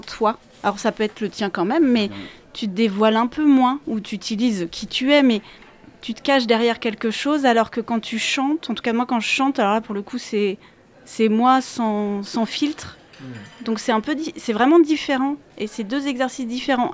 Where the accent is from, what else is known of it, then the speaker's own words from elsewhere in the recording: Angers, Pays de la Loire, France; moved away as an adult; also born or lived in Paris; j'habitais Paris, j'ai quitté Paris pour revenir m'installer à Angers, parce que je suis originaire d'Angers